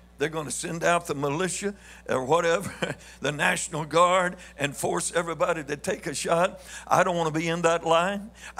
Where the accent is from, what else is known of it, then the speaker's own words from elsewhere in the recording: Missouri, United States; but here I am from Missouri, and I want to be understood some